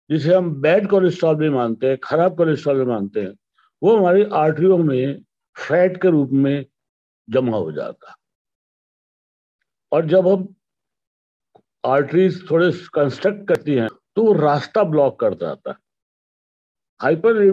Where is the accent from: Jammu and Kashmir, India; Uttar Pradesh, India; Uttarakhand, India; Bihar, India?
Uttarakhand, India; Roorkee; पिछले 40 वर्षों से हृदय रोग के बारे में डिसलिपिडिमिया के बारे में इलाज कर रहा हूँ रुड़की का रहने वाला हूँ